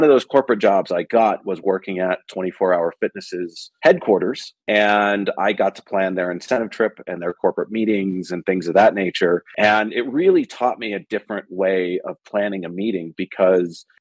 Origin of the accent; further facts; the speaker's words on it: Bay Area, Silicon Valley, California, United States; I grew up in the Bay Area in Silicon Valley